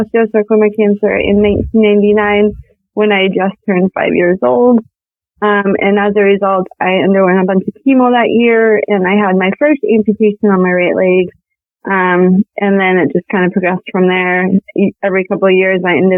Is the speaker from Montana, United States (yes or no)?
yes; Montana, United States; I am from Montana